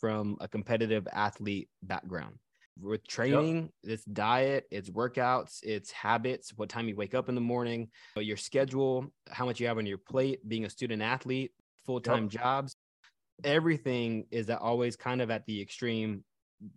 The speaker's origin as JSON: {"language": "English", "region": "Texas", "country": "United States", "tie": "born or raised there", "said": "Growing up in Texas, I played fullback and inside linebacker"}